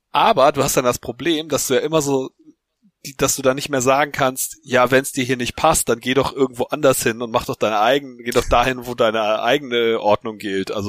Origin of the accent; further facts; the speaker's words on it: Hamburg, Germany; Wir, wir sind ja Hamburger.